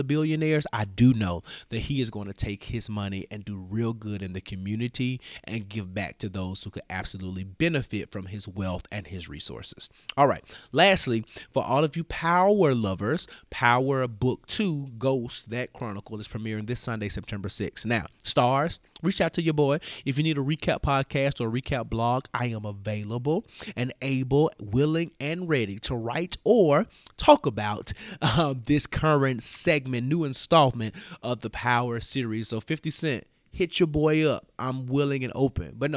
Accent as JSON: {"language": "English", "town": "Memphis", "region": "Tennessee", "country": "United States", "tie": "born or raised there", "said": "elected official from my hometown. What up, Memphis?"}